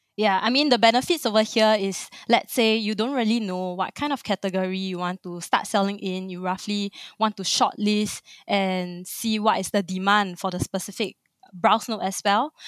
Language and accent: English; Singapore; born and raised in Singapore, like a true blue Singaporean